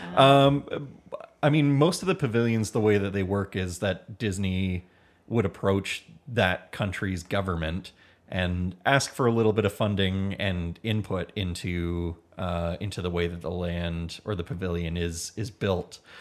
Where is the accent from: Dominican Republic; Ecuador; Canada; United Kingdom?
Canada; Hamilton, Ontario; We are from Hamilton, Ontario